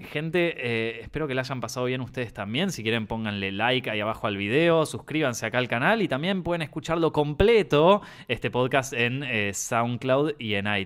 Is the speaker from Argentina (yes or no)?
yes; Argentina; accent: Argentine